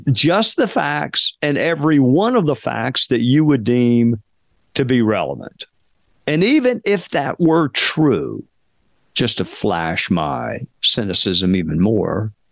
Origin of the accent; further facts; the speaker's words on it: Spartanburg, South Carolina, United States; They teach a college class um, at at at Wofford, which is a small liberal arts school in my hometown